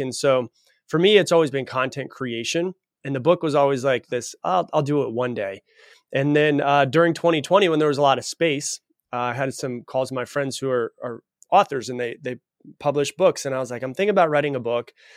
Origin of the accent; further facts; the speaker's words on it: Florida, United States; I was raised in Florida.